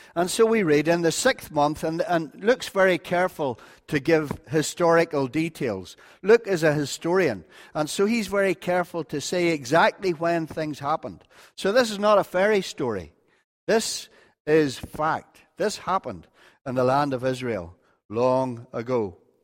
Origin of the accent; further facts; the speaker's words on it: North Antrim, Northern Ireland, United Kingdom; I'm from North Antrim